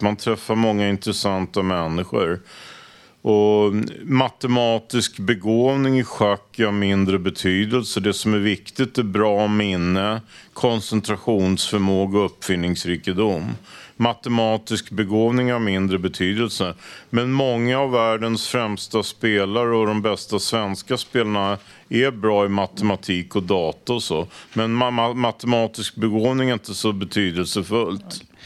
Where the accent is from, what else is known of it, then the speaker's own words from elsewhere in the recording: Stockholm, Stockholm County, Sweden; jag är uppvuxen i Råk, så jag gick i Snösätraskolan